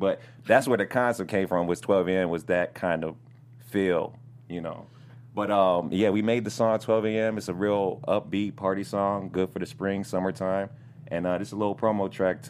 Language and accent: English; Minnesota, United States; also born or lived in Las Vegas